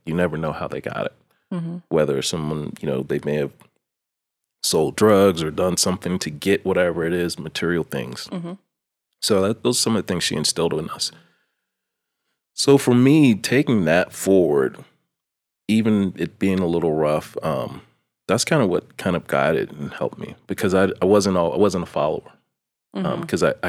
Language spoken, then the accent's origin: English; East Coast, United States; In the midst of having to navigate growing up on the East Coast, in the streets, thank God for mentors.